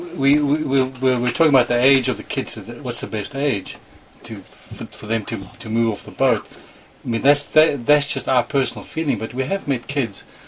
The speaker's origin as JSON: {"language": "English", "country": "South Africa", "tie": "born or raised there", "moved": "as an adult", "lives_now": "United States", "said": "I grew up inland in South Africa, never sailed at all as a child"}